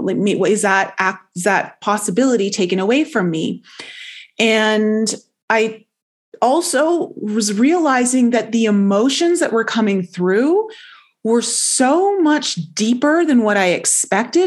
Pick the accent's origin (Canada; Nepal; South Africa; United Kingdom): Canada; Toronto, Ontario; moved away as an adult; also born or lived in Caribbean island; I ended up leaving Toronto, whereas where I grew up in Canada, to move down to a Caribbean island